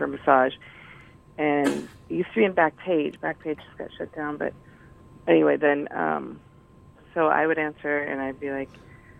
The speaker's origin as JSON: {"language": "English", "country": "Russia", "second_language": "English", "lives_now": "United States", "said": "well, I'm American now, but I've come from Russia at a time. Like, a really bad accent."}